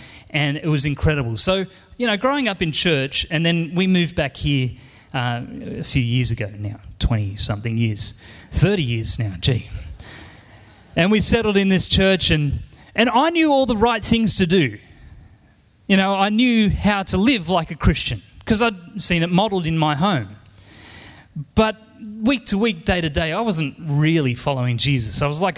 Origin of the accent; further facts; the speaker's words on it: Penrith, New South Wales, Australia; You know, I grew up here in Penrith and I have an amazing, wonderful family.